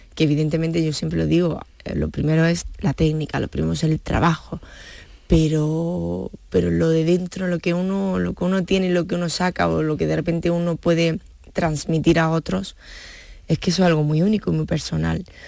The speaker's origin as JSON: {"language": "Spanish", "town": "Granada", "region": "Andalusia", "country": "Spain", "said": "yo como granaína o como andaluza"}